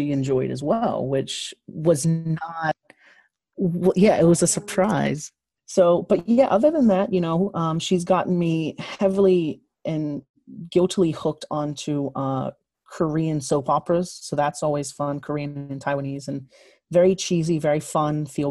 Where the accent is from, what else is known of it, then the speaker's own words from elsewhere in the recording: Bermuda; I'm from Bermuda like Andrew